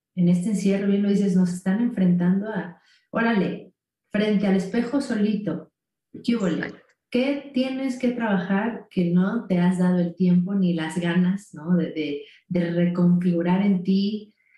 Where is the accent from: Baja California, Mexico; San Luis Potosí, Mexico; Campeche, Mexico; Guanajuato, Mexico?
San Luis Potosí, Mexico; moved away as an adult; now in Mexico City, Mexico; es un estado, bueno, una ciudad que está dentro del estado de San Luis Potosí, que está un poco al norte de la Ciudad de México, ¿no? Eh, yo ahí viví hasta los 18 años